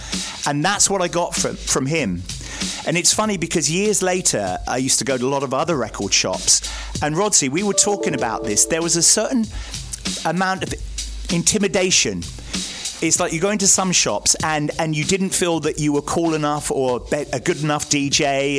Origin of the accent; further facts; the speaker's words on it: Cornwall, South West England, United Kingdom; moved away; also born or lived in Bristol; I was from Cornwall.